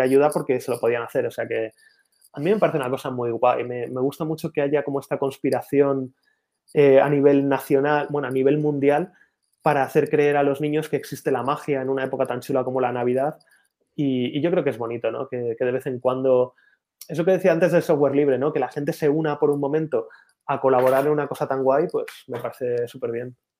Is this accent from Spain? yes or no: yes; Spain